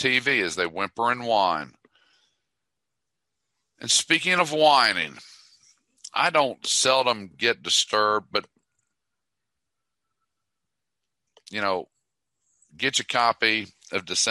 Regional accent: Dallas, Texas, United States; I'm from Dallas

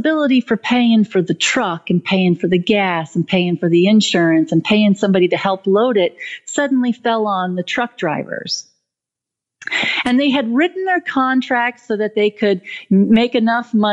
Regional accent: United States; I'm an American too

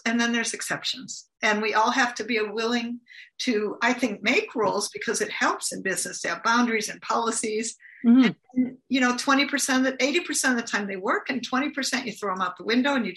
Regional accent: United States; I'm from the United States.

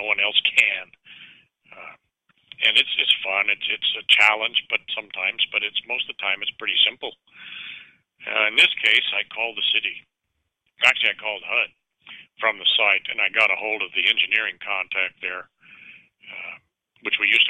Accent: Richmond, California, United States; also born or lived in San Pablo, California; Richmond, California, my home town. I grew up in Richmond, California, in San Pablo

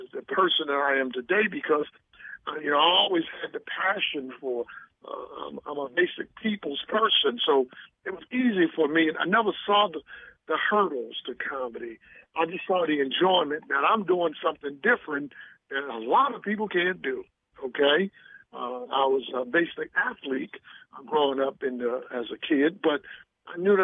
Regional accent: Baltimore, Maryland, United States; my hometown a little props, first of all, Baltimore, where I started my stand-up

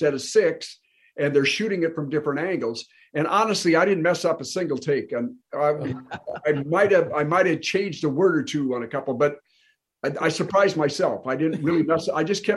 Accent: Minnesota, United States; moved away; I played baseball in high school, but I grew up in Minnesota

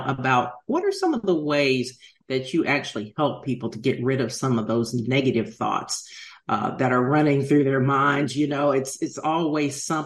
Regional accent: Washington, District of Columbia, United States; I grew up in Washington, D.C.

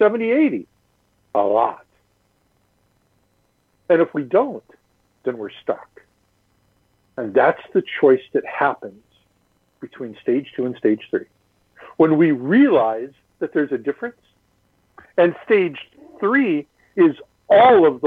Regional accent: Midwest, United States; moved away; also born or lived in California; I grew up in the Midwest

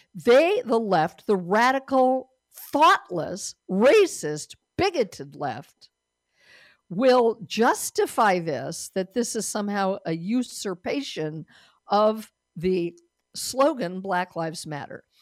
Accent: Denver, Colorado, United States; moved away; Denver, Colorado is my home state. Denver, where I was born

